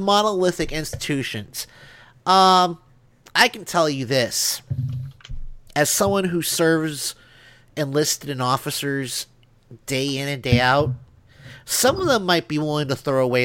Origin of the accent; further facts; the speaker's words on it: Northern Illinois, United States; now in Alabama, United States; I am from Illinois